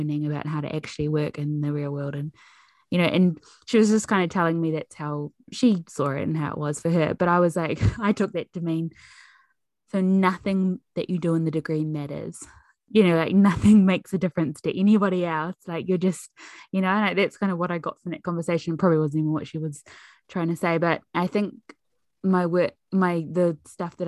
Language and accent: English; Pātūmāhui, Auckland, New Zealand; I grew up in Pātūmāhui on a 5-acre farm where my parents still live.